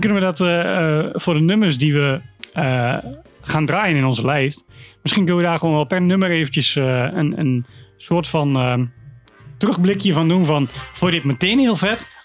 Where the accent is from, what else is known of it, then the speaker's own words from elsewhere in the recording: Wierden, Overijssel, Netherlands; bij ons in Wierden